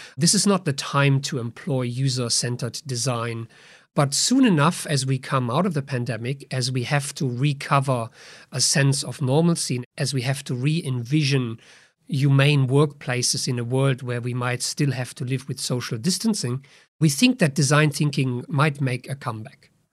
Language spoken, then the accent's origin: English; Germany; moved away